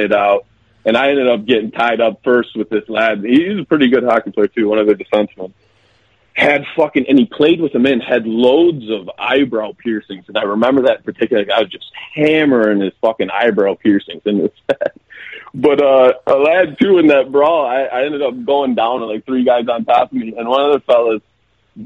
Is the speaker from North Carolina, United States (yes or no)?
no; Pontiac, Michigan, United States; also born or lived in Bay City, Michigan; born and raised in Pontiac, Michigan.